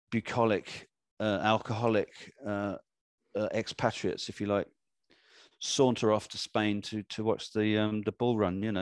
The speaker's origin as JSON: {"language": "English", "country": "Ghana", "tie": "born there", "said": "Yeah, I was born in Ghana, so you know that search already begun before we were born"}